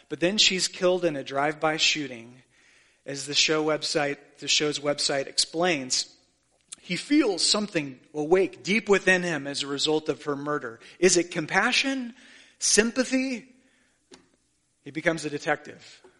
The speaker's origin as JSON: {"language": "English", "country": "Haiti", "said": "when they find out I'm from Haiti, do you know what they want to talk about?"}